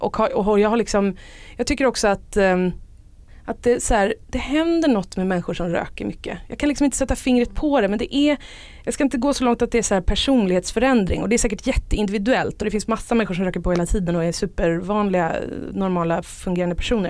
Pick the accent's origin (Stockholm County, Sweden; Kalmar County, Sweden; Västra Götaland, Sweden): Stockholm County, Sweden; Stockholm; jag är uppvuxen i Stockholm